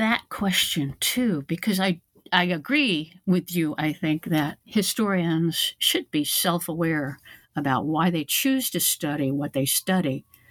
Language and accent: English; Virginia, United States; I grew up in Virginia on the East Coast, and like most other white Virginians, I think, at that time, I knew of the two reservations remaining in Virginia, but was only dimly aware of other Native communities in the state.